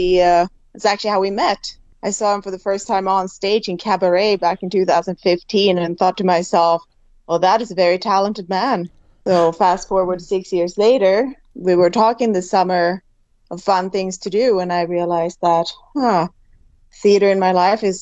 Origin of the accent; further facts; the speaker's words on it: Sweden; moved away as an adult; now in Fort McMurray, Canada; I'm originally from Sweden